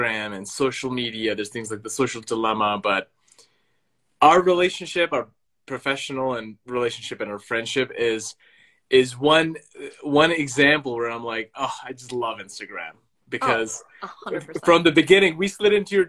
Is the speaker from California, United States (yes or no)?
yes; California, United States; I'm from Lake Tahoe in California